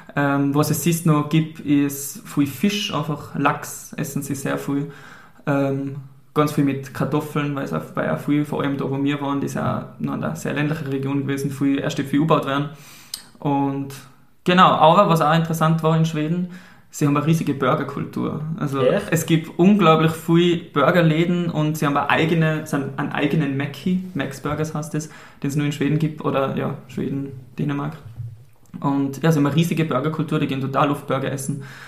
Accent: St. Ulrich am Pillersee, Tyrol, Austria; also born or lived in Sweden; ich komme aus Österreich, aus der Stadt, jetzt habe ich gesagt, die Stadt St. Ulrich

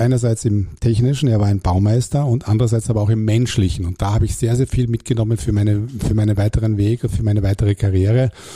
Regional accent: Hamburg, Germany; accent: German; moved away as an adult; also born or lived in Klagenfurt, Carinthia, Austria; now in Austria; Ich bin aber gebürtiger Klagenfurter und bin dann mit acht Jahren nach Hamburg gekommen, wo ich dann aufgewachsen bin, zur Schule gegangen bin

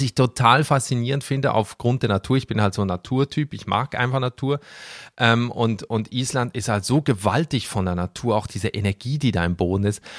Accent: Switzerland; moved away as an adult; now in Berlin, Germany; ich komme aus der Schweiz vom Land, mhm. also aus so einem kleinen Dorf

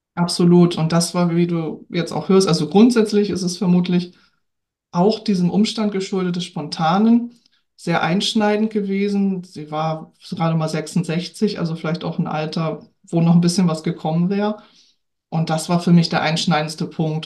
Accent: Hamburg, Germany; also born or lived in Lübeck; now in Norderstedt, Germany; Ich lebe und wohne in Norderstedt, geboren in Lübeck, in Hamburg aufgewachsen, also so ein kleines Dreiecks-Nordkind.

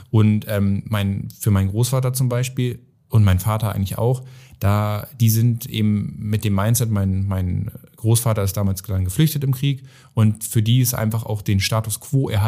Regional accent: Oldenburg, Lower Saxony, Germany; es ging dann ja von Miss Oldenburg, wir kommen jetzt aus Oldenburg

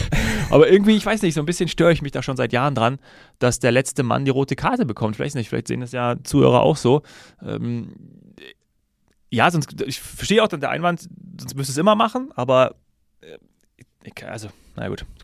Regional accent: Hesse, Germany; born there; ich hätte es natürlich, auch als gebürtiger Hesse, und äh, mein Herz schlägt ja dann doch des Öfteren für die Eintracht

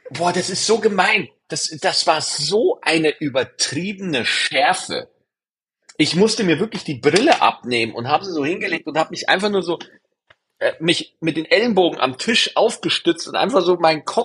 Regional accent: Bavaria, Germany; Es gab bei uns in Niederbayern, gab es diese 1-Euro-Partys.

